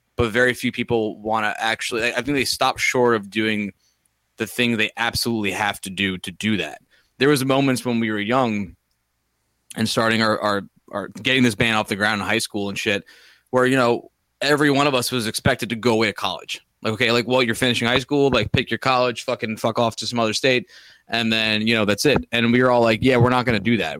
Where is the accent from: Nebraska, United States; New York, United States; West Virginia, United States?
New York, United States; we're from New York